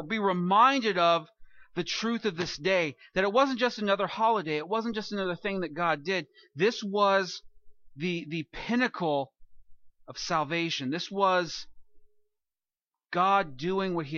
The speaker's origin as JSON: {"language": "English", "region": "California", "country": "United States", "said": "I'm from California, and I've lived through several earthquakes"}